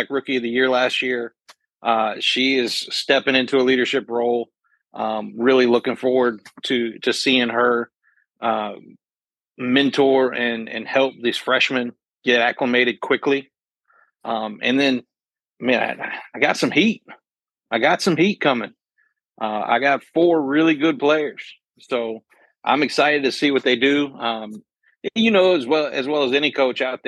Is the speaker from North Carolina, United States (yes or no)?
no; Louisville, Kentucky, United States; moved away; I grew up in Louisville when I was a kid there.